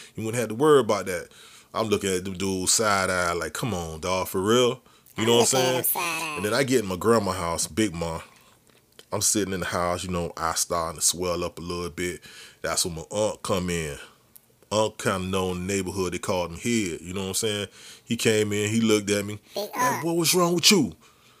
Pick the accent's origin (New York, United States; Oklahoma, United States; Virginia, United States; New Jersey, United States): New Jersey, United States; Edison; They gave me this crazy name, Edison Boy, because I came from Edison.